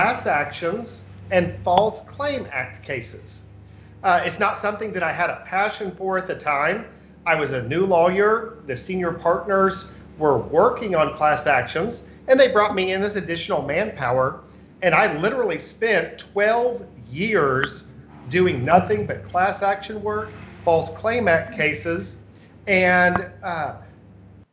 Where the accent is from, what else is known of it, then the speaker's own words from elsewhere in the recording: Enid, Oklahoma, United States; moved away as an adult; now in Oklahoma City, United States; I was born and raised in Enid, Oklahoma